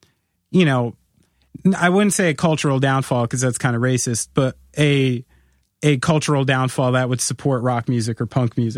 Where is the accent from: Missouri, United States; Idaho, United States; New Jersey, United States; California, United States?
New Jersey, United States; being a lifelong New Jerseyite, whose family is exclusively from New York.